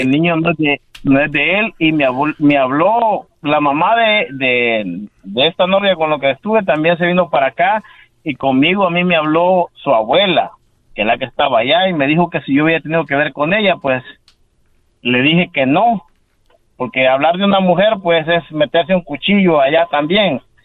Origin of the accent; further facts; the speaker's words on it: El Salvador; moved away as an adult; Yo soy de Salvador